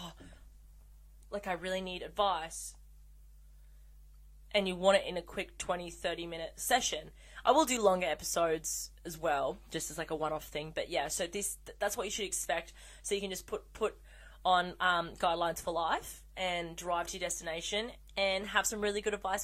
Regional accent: Australia; I'm Australian

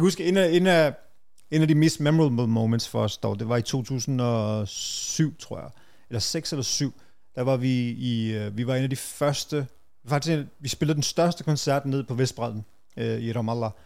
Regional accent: Brøndby Strand, Capital Region of Denmark, Denmark; jeg voksede op som sådan meget utryg, og Brøndby Strand var jo helt anderledes dengang

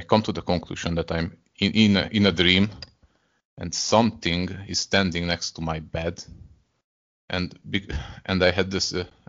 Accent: Hungary; first language Hungarian; English is a second language; I'm from Hungary.

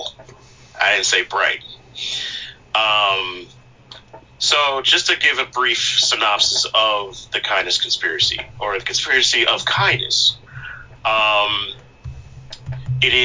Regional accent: Long Island, New York, United States; I'm from Long Island

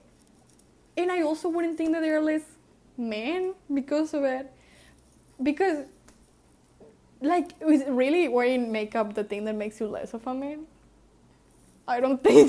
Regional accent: Mexico; I was raised in Mexico

